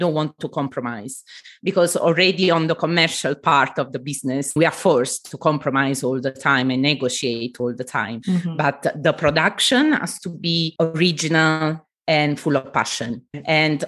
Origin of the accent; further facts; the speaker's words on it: Southern Italy, Italy; moved away; I come from the south of Italy, from a traditional family